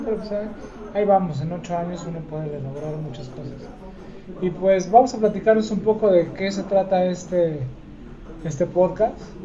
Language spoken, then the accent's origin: Spanish; Mexico City, Mexico; moved away as an adult; now in Aguascalientes, Mexico; Nací en Tlatelolco